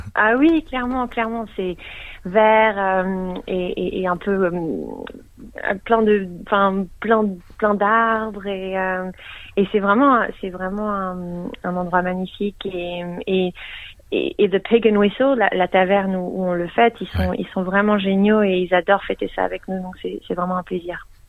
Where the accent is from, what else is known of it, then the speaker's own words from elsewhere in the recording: Geneva, Switzerland; now in Melbourne, Australia; je viens de Genève, donc je parle français